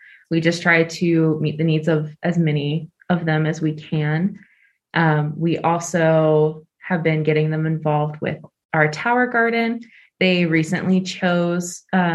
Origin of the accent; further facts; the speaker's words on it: Gwinnett County, Georgia, United States; I grew up in Gwinnett. I went to Berkmar High School